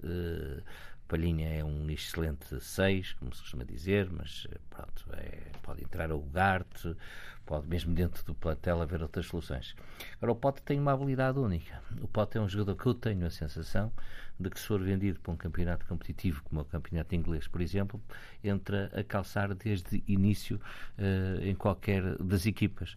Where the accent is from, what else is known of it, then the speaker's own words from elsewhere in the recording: Portugal; eu, enquanto português